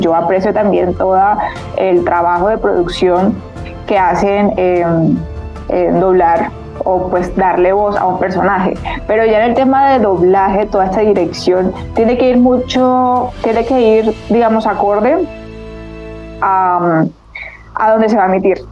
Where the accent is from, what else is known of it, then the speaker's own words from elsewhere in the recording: Colombia; yo como pues colombiana